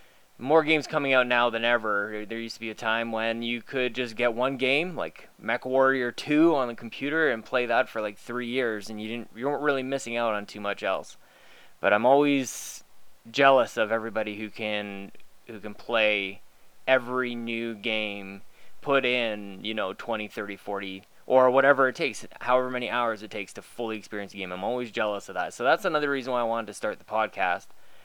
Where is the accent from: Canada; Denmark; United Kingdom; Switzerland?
Canada; For a long time, I was playing NHL because I'm Canadian and that's what we do.